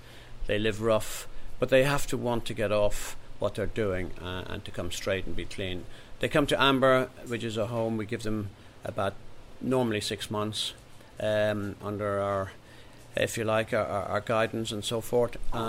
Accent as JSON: {"language": "English", "country": "Ireland", "tie": "born or raised there", "said": "And the reason why I'm so involved in this is really because I know what it was like growing up in Ireland"}